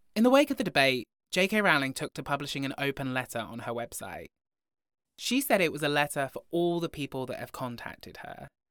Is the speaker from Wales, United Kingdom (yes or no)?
yes; Broughton, Wales, United Kingdom; born or raised there